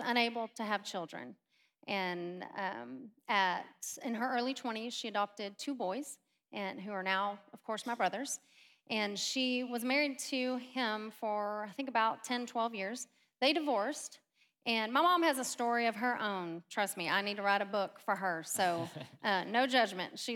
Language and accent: English; Grapevine, Texas, United States; We live in Grapevine. Grew up in Grapevine. That's where my accent came from